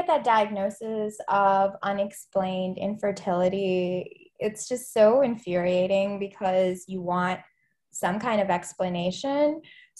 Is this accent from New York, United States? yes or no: no; Philadelphia, Pennsylvania, United States; now in Atlanta, United States; I go by she, her pronouns. I'm based here in Atlanta, Georgia. I'm originally from Philadelphia area. We moved around a lot in Pennsylvania, but I just kind of claim Philly since that's the longest I lived anywhere